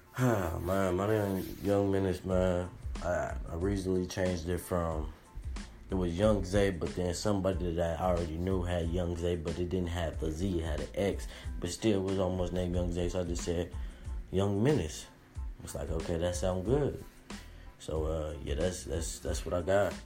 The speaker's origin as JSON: {"language": "English", "town": "Las Vegas", "region": "Nevada", "country": "United States", "said": "I'm from Las Vegas"}